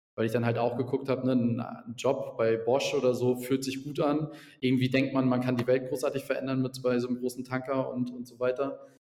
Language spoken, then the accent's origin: German; Mecklenburg-Vorpommern, Germany; moved away as an adult; also born or lived in Berlin / Ingolstadt; aus äh, Mecklenburg-Vorpommern, wo man relativ wenig äh, Menschen